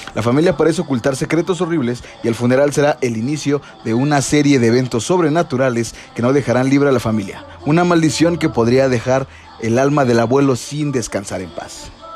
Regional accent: Mexico; los mexicanos somos

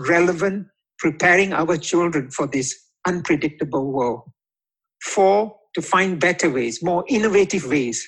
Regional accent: Singapore; also born or lived in Indonesia; As a Singaporean and a son of a humble doorman

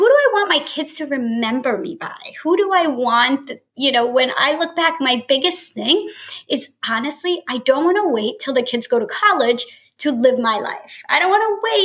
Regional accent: New Jersey, United States; moved away as an adult; I grew up in Jersey and moved across country after college

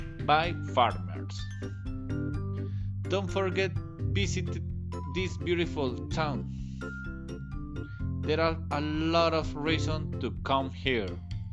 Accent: Anolaima, Cundinamarca, Colombia; I'm from Anolaima, Cundinamarca

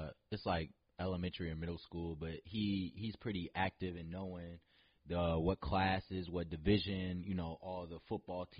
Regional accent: Novi, Michigan, United States; I grew up in Novi my whole life

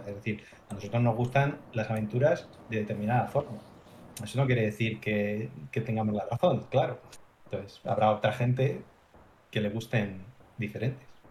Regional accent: Madrid, Community of Madrid, Spain; ambos somos de Madrid

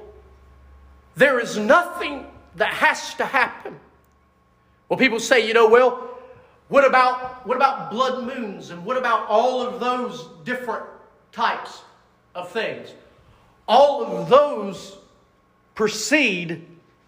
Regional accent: United States; as a kid growing up in America

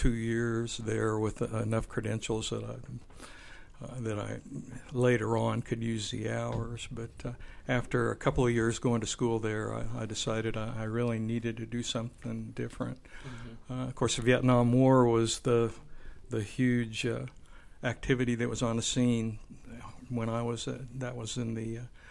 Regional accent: Wichita, Kansas, United States; I was born here in Wichita and lived here most of my life, other than a period of time in the Navy

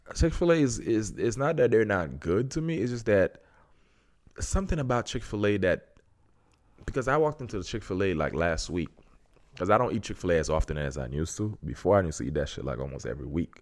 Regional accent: Haiti; I'm from Haiti.

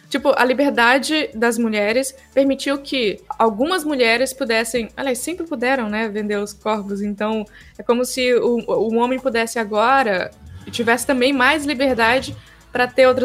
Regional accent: Goiás, Brazil; now in Rio de Janeiro, Brazil; eu vim de Goiás, eu, eu via uma coisa e aqui no Rio eu vejo outra coisa

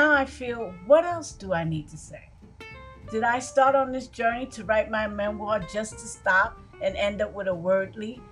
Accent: New York City, New York, United States; moved away as an adult; also born or lived in Orlando, Florida; I grew up in Brooklyn, New York

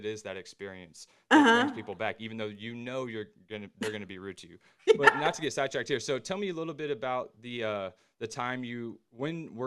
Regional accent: Houston, Texas, United States; as a Texas native, I'm from Houston

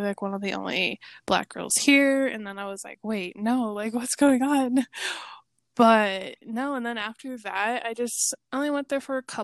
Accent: Arvada, Colorado, United States; I grew up in Arvada my whole life as well

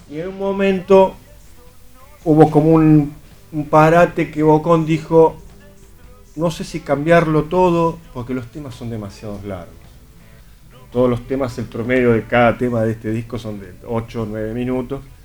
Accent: Burlingame, Buenos Aires Province, Argentina; Nací ahí, estuve, viví un año ahí? viví un año de pequeñito y después fuimos a vivir a otro barrio, a Burlingame

